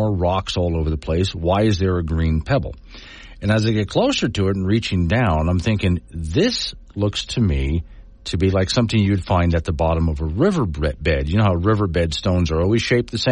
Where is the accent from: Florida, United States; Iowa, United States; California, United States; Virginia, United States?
Florida, United States; island off the west coast of; also born or lived in Appalachian Mountains; now in Wyoming, United States; I grew up on an island off the west coast of Florida, just above the Everglades